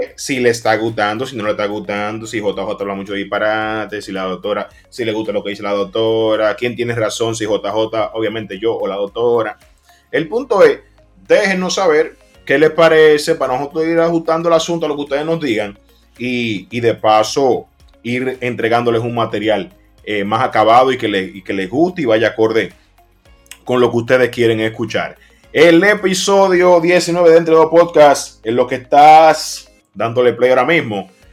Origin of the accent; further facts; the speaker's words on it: Dominican Republic; cuando llegamos a otro país, se siente que hay un dominicano